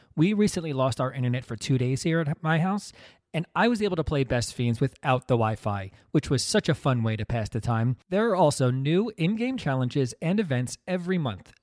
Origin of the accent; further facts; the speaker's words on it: New Jersey, United States; also born or lived in Brooklyn, New York; I was born in Brooklyn, only lived there for the first year of my life. things were not great financially for me and my family. We moved out to New Jersey